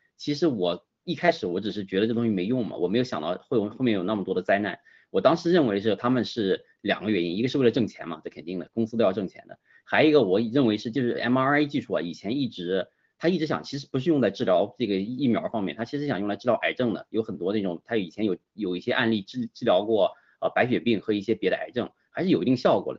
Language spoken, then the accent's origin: Chinese; China; 我家乡那边儿啊，离，离，离反正山东徐州，呃，不近也，但是也不太远